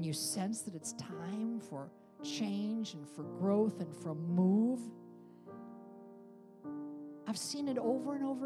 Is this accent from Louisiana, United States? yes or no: no; upstate New York, United States; in my hometown of upstate New York, where blizzards came in over Lake Ontario